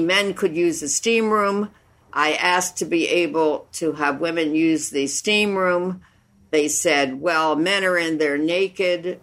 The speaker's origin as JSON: {"language": "English", "country": "United States", "tie": "born or raised there", "said": "a woman growing up in the United States and in this world"}